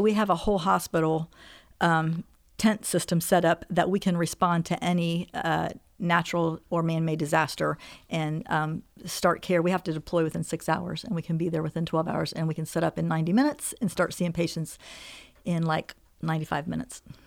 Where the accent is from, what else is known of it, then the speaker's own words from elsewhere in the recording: Xenia, Ohio, United States; also born or lived in North Carolina; I'm from Xenia, Ohio